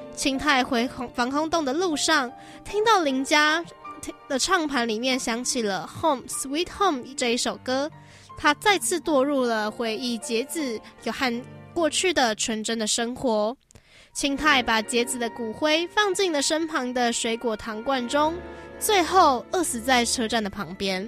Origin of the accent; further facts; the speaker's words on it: Taiwan; 我是，我是台湾人嘛